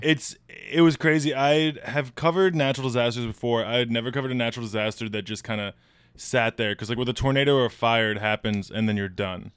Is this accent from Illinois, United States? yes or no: yes; Illinois, United States; moved away; I'm from Illinois